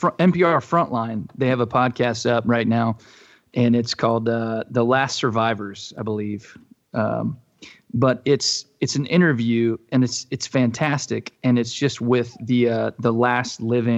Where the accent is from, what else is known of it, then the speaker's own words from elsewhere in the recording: North Carolina, United States; also born or lived in South Georgia / Tennessee; now in Nashville, United States; I was born in South Georgia, grew up in North Carolina. I've only ever lived in North, South Carolina, Georgia, and Tennessee.